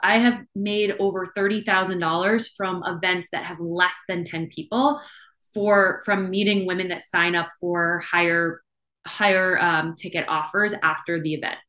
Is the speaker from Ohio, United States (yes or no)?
no; Maine, United States; also born or lived in Boston, Massachusetts; I am born and raised in Maine.